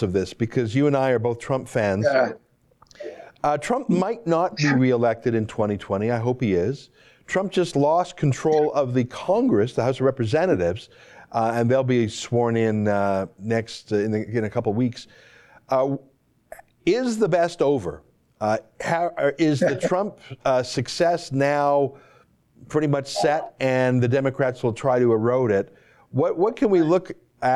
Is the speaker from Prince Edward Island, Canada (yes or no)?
no; Alberta, Canada; moved away; I'm from Alberta originally, the oil province of our country